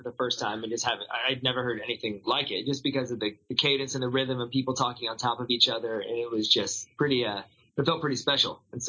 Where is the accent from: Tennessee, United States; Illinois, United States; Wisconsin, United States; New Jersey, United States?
Tennessee, United States; Nashville; moved away as an adult; now in Los Angeles, United States; I grew up in Tennessee with, like, woods behind my house